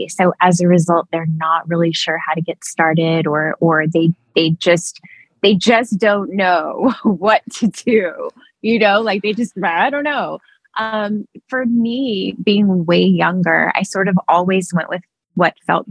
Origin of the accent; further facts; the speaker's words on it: East Texas, United States; I'm from East Texas